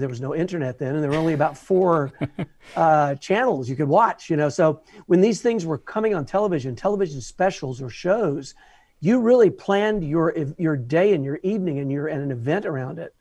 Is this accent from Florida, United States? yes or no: no; Atlanta, Georgia, United States; I'm from Atlanta originally. I grew up here my whole life.